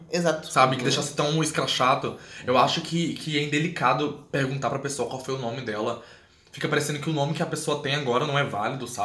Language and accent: Portuguese; Goiânia, Goiás, Brazil; also born or lived in Alagoas; now in Porto Alegre, Brazil; Não sou daqui, sou de Goiânia, mas não nasci em Goiânia, nasci em Alagoas, como eu disse.